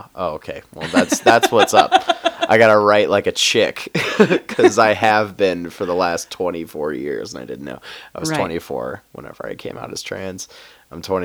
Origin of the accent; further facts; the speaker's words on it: Union, Missouri, United States; moved away as an adult; also born or lived in Denver; now in Fort Collins, United States; I lived in my hometown of Union, Missouri for about a year after I came out